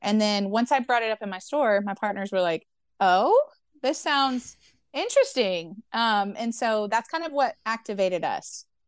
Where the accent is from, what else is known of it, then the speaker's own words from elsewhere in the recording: Memphis, Tennessee, United States; I grew up in Memphis, Tennessee